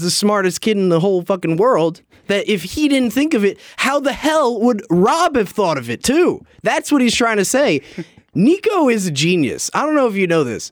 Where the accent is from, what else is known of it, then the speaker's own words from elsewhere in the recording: New Jersey, United States; I was from North Jersey